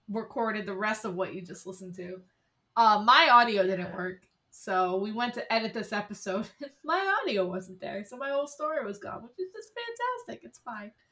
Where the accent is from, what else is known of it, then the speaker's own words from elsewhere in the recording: Dingman's Ferry, Pennsylvania, United States; I grew up in a very very small town in Pennsylvania called Dingman's Ferry. It's not even it's not even considered to be a municipality. There's no municipal government. It's an unincorporated community.